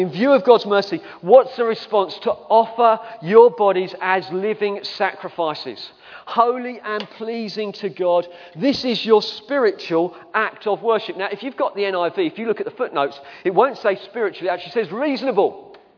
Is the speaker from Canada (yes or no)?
no; England, United Kingdom; we're English.